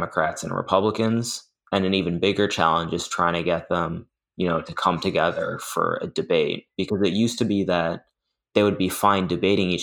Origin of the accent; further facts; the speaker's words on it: Massachusetts, United States; moved away as an adult; now in Pennsylvania, United States; I'm from Massachusetts, which is like heavily liberal. So that's kind of the bubble I've been in my whole life